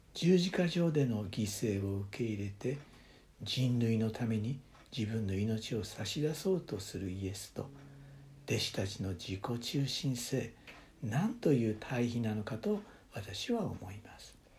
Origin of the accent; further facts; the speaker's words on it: Japan; moved away as an adult; also born or lived in United States; 日本の教会で育てられ